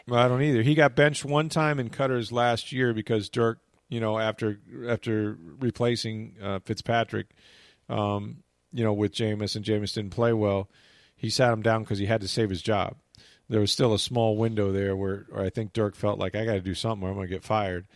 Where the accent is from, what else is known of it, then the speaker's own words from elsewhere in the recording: St. Petersburg, Florida, United States; moved away as an adult; also born or lived in Arkansas; I was a kid out of Florida, right? And we had about two or three of us, um, actually from Saint Petersburg